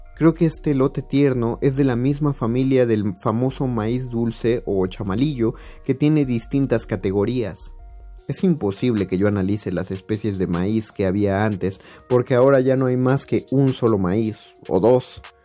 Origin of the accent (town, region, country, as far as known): Zapotlán el Grande, Jalisco, Mexico; born or raised there